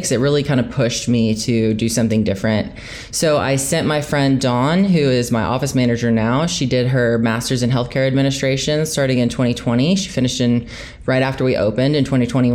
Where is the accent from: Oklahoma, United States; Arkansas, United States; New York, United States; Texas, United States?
Oklahoma, United States; also born or lived in Tulsa, Oklahoma; I am from Oklahoma, so I live in Tulsa, Oklahoma, and I have a medical practice in Oklahoma City. I went to medical school in Oklahoma. I've never been able to escape that little flyover state